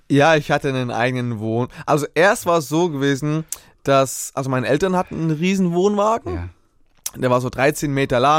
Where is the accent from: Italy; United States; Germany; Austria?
Germany; Hamburg; born there; Ich bin in äh, Hamburg geboren.